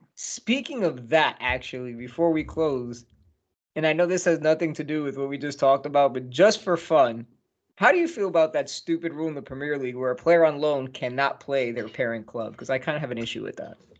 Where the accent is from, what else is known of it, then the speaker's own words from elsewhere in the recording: United States; My my home state's got a home team